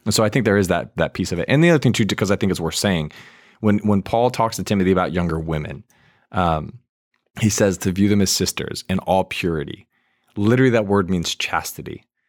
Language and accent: English; Virginia, United States; I grew up in Virginia.